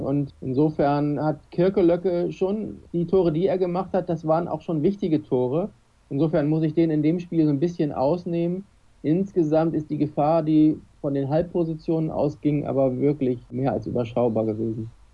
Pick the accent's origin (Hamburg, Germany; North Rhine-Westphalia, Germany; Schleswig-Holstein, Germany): Schleswig-Holstein, Germany; Kiel; als Kieler